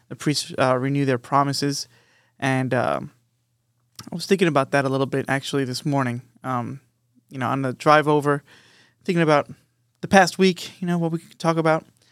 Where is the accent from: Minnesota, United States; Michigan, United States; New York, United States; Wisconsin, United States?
New York, United States; Long Island; moved away; we grew up in New York, but we grew up on Long Island. We were born in the city, me and Matt